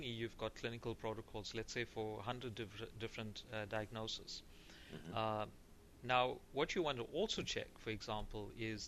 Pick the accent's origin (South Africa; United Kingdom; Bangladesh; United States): South Africa; I'm from South Africa